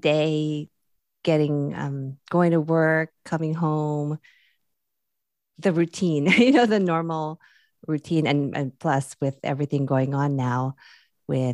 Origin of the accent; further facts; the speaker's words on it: Philippines; now in California, United States; I'm originally from the Philippines too